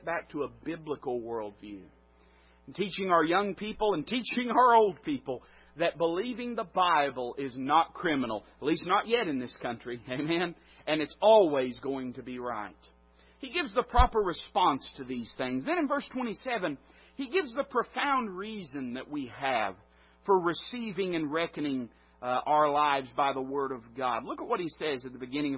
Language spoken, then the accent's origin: English; Appalachia, United States; I'm Appalachian American. I'm not ashamed of it